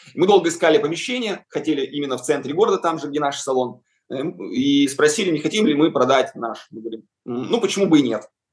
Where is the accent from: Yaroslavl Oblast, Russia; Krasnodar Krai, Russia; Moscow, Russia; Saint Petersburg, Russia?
Yaroslavl Oblast, Russia; Yaroslavl; когда мы открыли свой салон в родном городе Ярославле